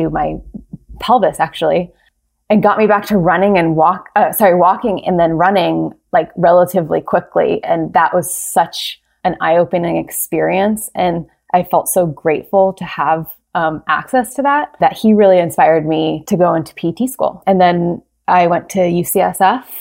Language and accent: English; Cincinnati, Ohio, United States; moved away; also born or lived in Fairfax, California; I grew up in Cincinnati, Ohio